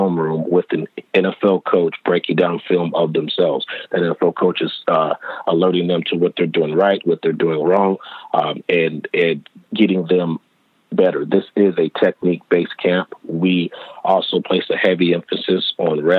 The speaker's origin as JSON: {"language": "English", "town": "Los Angeles", "region": "California", "country": "United States", "tie": "born or raised there", "said": "being born and raised in Los Angeles, I'm a West Coast guy"}